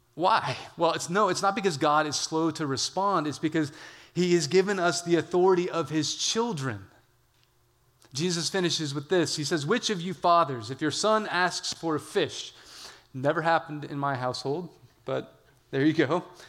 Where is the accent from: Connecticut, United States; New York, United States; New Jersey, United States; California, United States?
California, United States; I'm from California